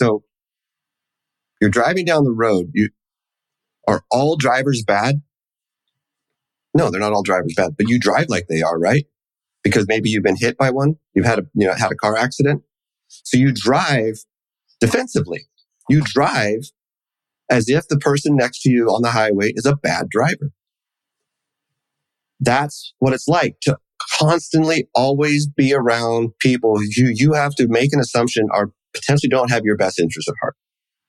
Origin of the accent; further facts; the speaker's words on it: New York, United States; Well, where are you from? Well, I'm from New York. No, where are your people from?